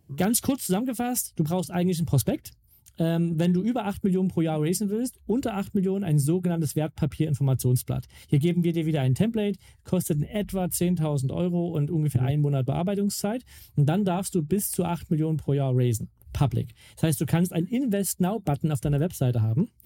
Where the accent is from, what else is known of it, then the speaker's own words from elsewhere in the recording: Mittweida, Saxony, Germany; In Mittweida, also wo ich herkomme, ihr kleines Städtchen.